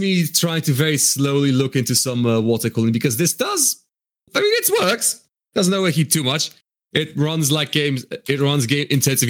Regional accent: Poland; Born and raised in Poland

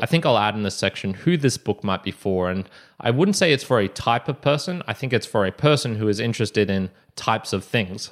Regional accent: Brisbane, Queensland, Australia; We're both from Brisbane, Australia

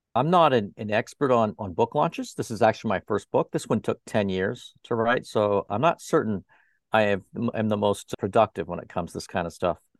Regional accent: Toronto, Ontario, Canada; now in Fort Lauderdale, United States; in Toronto as well, up there where I originally came from, where my hometown is Toronto

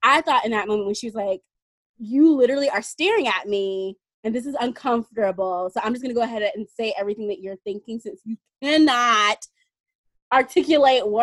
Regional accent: Tennessee, United States; I'm from Tennessee, the bottom of Tennessee. Well, Tennessee's kind of long, but I'm from Tennessee

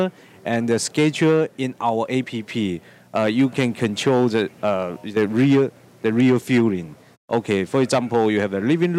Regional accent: Shenzhen, Guangdong, China; I come from Shenzhen, our headquarters in Anhui Province

